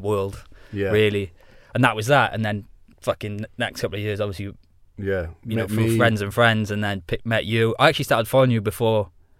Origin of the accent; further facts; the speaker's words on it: Wales, United Kingdom; accent: Welsh; moved away; it's not like I'm proper Welsh because I've been away from Wales so long, so my accent's a bit weird.